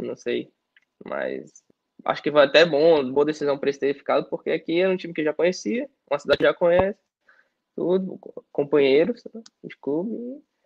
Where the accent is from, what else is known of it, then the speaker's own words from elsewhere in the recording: Brazil; moved away as an adult; now in Czech Republic; nós somos brasileiros